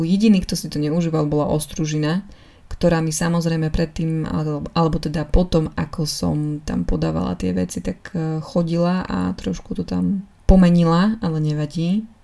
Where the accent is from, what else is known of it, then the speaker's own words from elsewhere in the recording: eastern Slovakia, Slovakia; moved away; u nás na východe je taká tradícia